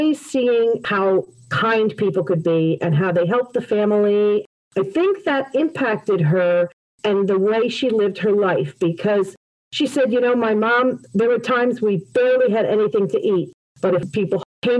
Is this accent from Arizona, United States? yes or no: no; West Caldwell, New Jersey, United States; also born or lived in Glen Ridge, New Jersey; now in Parsippany, United States; I'm a Jersey girl, born and raised the first 21 years of my life in West Caldwell